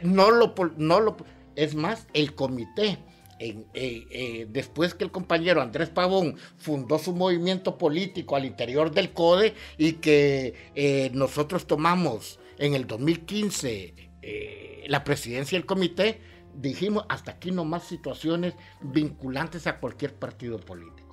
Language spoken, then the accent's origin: Spanish; Ocotepeque, Honduras; now in San Pedro Sula, Honduras; mi ciudad natal, Ocotepeque